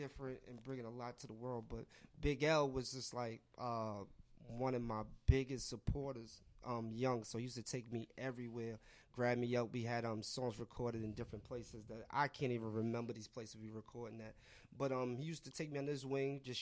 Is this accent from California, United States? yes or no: no; New York, United States; I grew up in New York, love New York teams